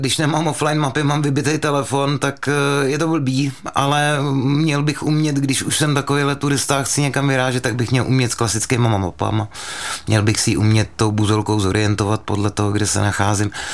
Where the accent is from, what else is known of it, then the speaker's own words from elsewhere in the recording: Mělník, Central Bohemian Region, Czechia; původem jsem z Mělníka, byly tam školy a na každé škole byla půjčovna lyží